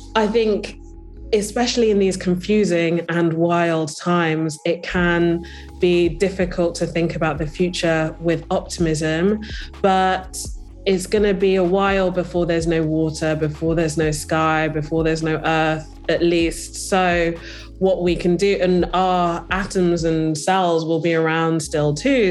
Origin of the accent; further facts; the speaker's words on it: Birmingham, West Midlands, United Kingdom; I'm, uh, from, I was born in Birmingham